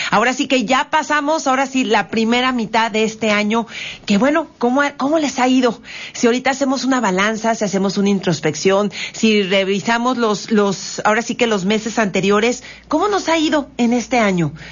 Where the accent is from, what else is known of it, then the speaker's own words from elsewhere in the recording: Mexico; tratar de verdad de que este México sea grande